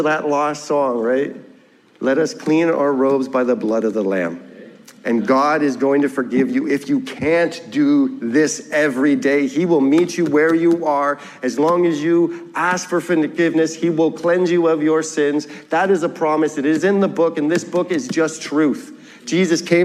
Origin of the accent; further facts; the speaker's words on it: Ontario, Canada; moved away; I'm from Ontario